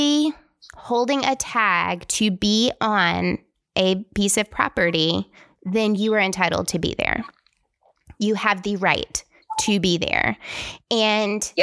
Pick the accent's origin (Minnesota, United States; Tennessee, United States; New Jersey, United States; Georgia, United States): Tennessee, United States; I'm from Tennessee